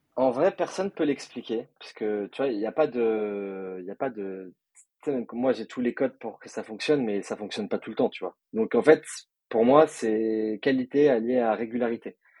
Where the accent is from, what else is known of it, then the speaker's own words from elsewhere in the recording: Nice, Provence-Alpes-Côte d'Azur, France; also born or lived in Paris; je suis de, moi, je suis de Nice. Après, je suis entre Nice et Paris un peu toute l'année